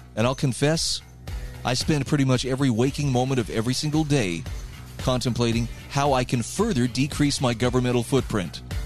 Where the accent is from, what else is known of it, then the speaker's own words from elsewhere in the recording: United States; as an American